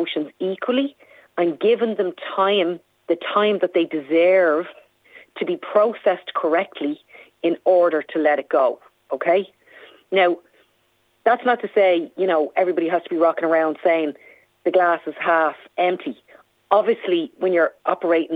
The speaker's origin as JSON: {"language": "English", "town": "Dublin", "region": "Leinster", "country": "Ireland", "said": "I'm from Dublin 5"}